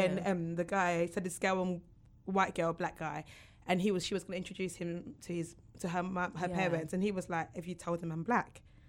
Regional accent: England, United Kingdom; also born or lived in Nigeria; I was born here, and then I was taken back to Nigeria when I was young, probably about one or two, and I lived there till I was about seven. And I remember, because the kids in my school knew that I was from England

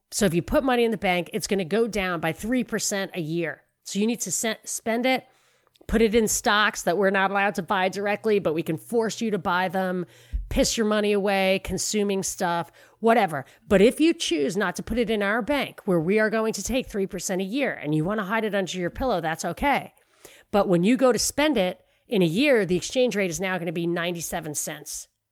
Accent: New York City, New York, United States; moved away; I'm from New York.

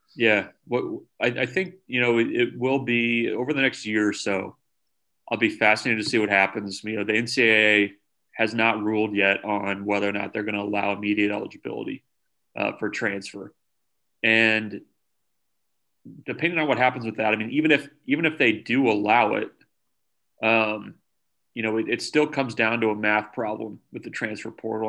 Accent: Omaha, Nebraska, United States; I grew up in Omaha

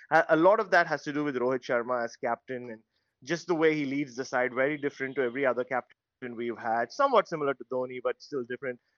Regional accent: Australia; you know I'm Australian, you're Australian, we're all talking on Australian tele on on radio

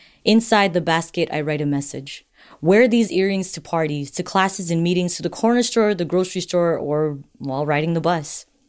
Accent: Marshall Islands

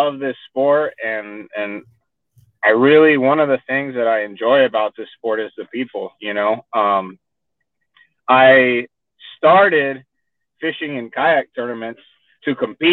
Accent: Miami, Florida, United States; moved away as an adult; also born or lived in San Juan, Puerto Rico / Fort Worth, Texas; now in Texas, United States; I was born in San Juan, Puerto Rico, and I grew up in Miami, Florida

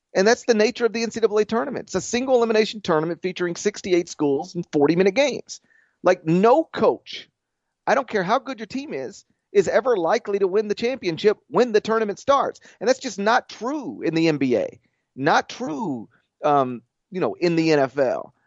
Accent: Memphis, Tennessee, United States; my hometown

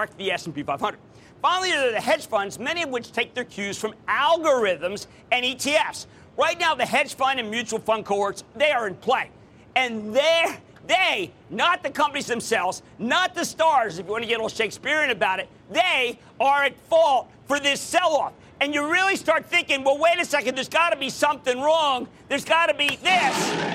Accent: Philadelphia, Pennsylvania, United States; moved away; Coming to you from my hometown, the hometown of the Super Bowl champs, the hometown of the Philadelphia Eagles!

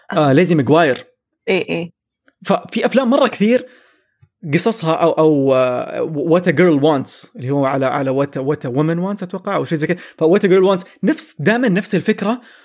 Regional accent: Saudi Arabia; عندنا في السعوديه

